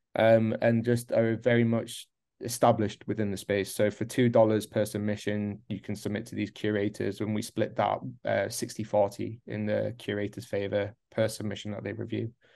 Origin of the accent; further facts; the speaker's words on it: North East England, United Kingdom; moved away as an adult; also born or lived in Midlands, England; now in Berlin, Germany; originally I was born in the Midlands in the U K, moved up to the northeast of England. Gotta mention that, hence the accent.